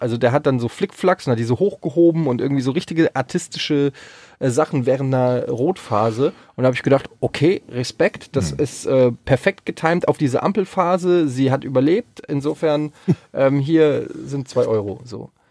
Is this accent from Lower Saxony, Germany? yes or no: no; Frankfurt, Hesse, Germany; ich habe früher als Kind auf dem Öderwegstraßenfest, äh, wer es noch kennt, in Frankfurt, habe ich immer so äh, Kinderflohmarktmäßig